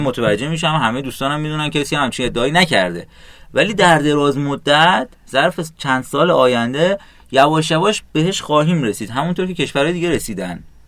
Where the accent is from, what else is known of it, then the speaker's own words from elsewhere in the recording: Iran; ما چون ایرانی هستیم